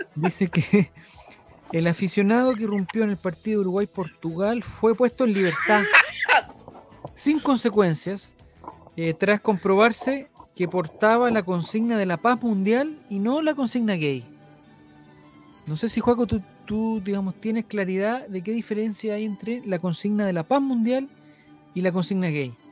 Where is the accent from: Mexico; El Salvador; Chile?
Chile; como chilenos nosotros